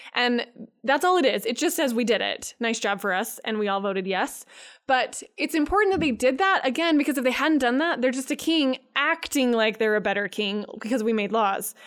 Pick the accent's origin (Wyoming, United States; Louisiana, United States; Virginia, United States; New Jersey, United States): Wyoming, United States; I grew up in Wyoming